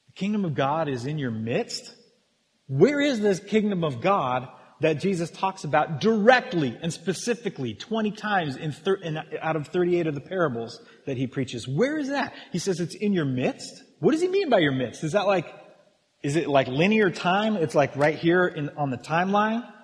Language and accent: English; United States; we're Western. We're American